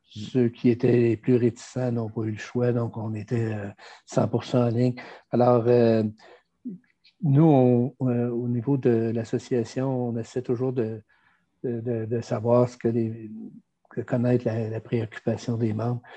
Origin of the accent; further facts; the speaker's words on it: Quebec, Canada; On est des Français euh, américanisés.